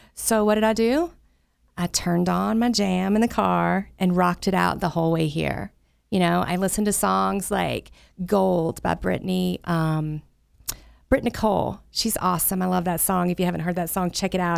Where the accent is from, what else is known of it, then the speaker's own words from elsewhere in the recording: the South, United States; I grew up in the Southern Baptist Church down in the South where I'm from.